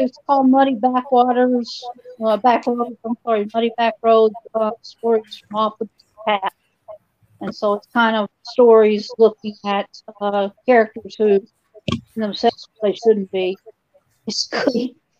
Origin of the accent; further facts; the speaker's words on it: the South, United States; And because I'm from the South, a lot of it's Southern writing.